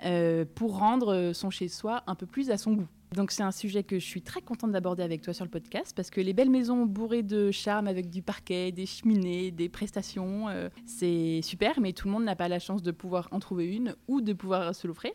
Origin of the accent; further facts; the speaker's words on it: Charente, Nouvelle-Aquitaine, France; moved away; also born or lived in Nantes; Je suis de Charente.